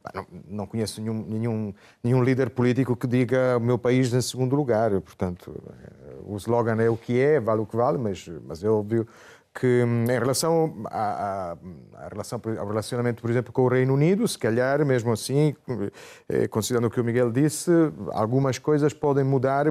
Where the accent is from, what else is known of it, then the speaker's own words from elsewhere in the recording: Italy; nós em Itália